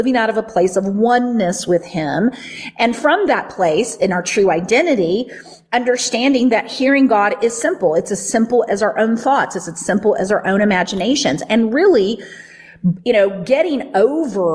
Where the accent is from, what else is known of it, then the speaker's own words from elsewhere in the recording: the Bible Belt, United States; the teachings that I grew up with in the Bible Belt